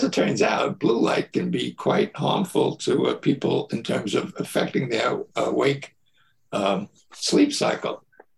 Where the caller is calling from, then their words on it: Warwick, New York, United States; Oh, I'm about an hour north of New York City in a town called Warwick, New York.